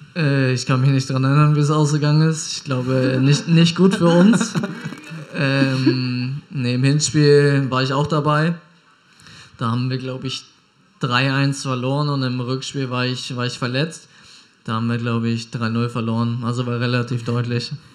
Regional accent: Hamburg, Germany; moved away as an adult; also born or lived in Pinneberg; now in Bielefeld, Germany; Ich komme ja ursprünglich aus Hamburg

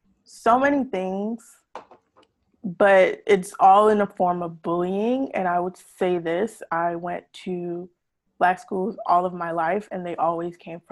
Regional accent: Jamaica; And I'm Jamaican, so a lot of the Jamaican culture is talking about it, bleaching.

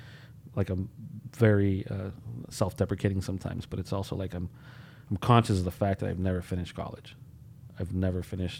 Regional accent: Holyoke, Massachusetts, United States; also born or lived in Puerto Rico; like I grew up in Holyoke. Mm-hmm. I'm a product of the city through and through, right? Born in Puerto Rico, and my parents decided to come here for some darn reason

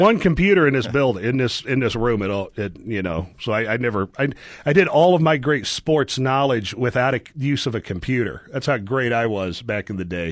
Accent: Southern Oklahoma, United States; I grew up in Southern Oklahoma

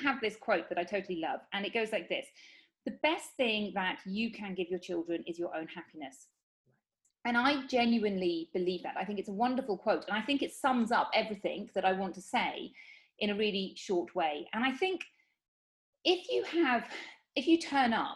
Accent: United Kingdom; moved away as an adult; now in Spain; I'm from the United Kingdom. But I live in Spain.

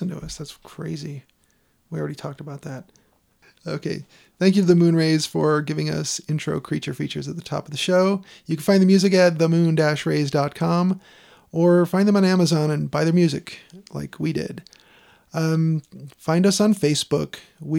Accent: Chicago, Illinois, United States; also born or lived in Hawaii / Seattle; now in Denver, United States; I've lived in Hawaii, Seattle. I'm from Chicago. We all live in Denver.

